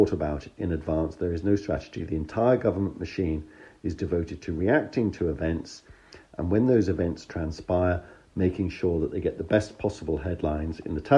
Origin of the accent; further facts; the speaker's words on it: United Kingdom; As a Brit, I'd love to be able to argue with you about your rather strong description of my country